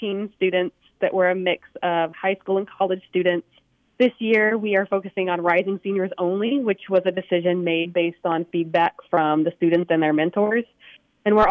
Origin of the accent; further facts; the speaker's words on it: Memphis, Tennessee, United States; I grew up in the Memphis area. So I am a native to Memphis, which is where St. Jude is located.